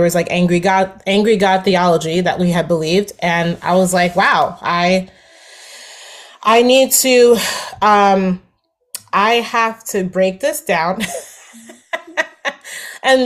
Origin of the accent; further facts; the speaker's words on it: New Jersey, United States; I'm from New Jersey